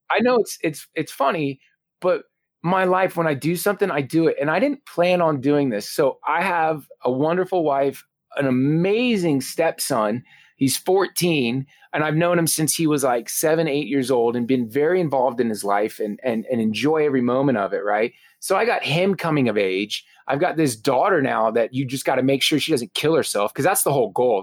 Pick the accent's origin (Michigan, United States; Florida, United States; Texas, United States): Florida, United States; South; growing up in South Florida